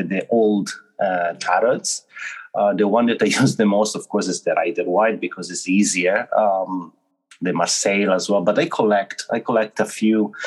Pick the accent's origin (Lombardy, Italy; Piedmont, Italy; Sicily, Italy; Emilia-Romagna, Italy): Emilia-Romagna, Italy; Ferrara; now in Tokyo, Japan; I'm from Italy, actually from Ferrara, which is a town close to between Bologna and Venice.